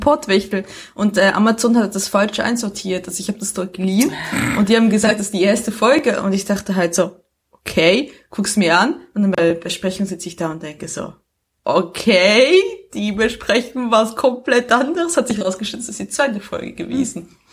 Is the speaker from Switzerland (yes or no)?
yes; Switzerland; moved away; das Leben als Auslandschweizerin